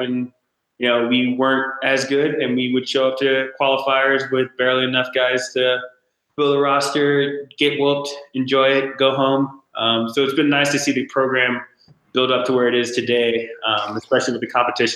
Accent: Dallas, Texas, United States; moved away; born in Dallas

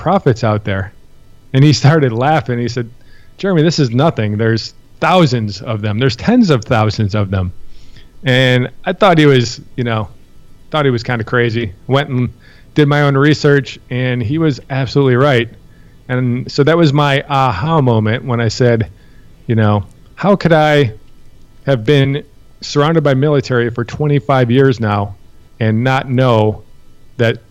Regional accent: Buffalo, New York, United States; I grew up in Buffalo, New York, the suburbs, really

